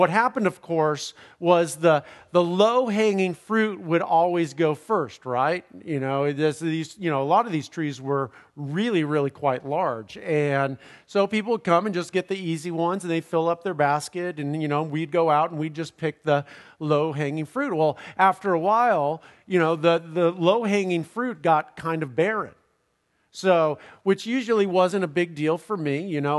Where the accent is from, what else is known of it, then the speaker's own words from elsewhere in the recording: California, United States; Where I grew up in Southern California, in my parents' home.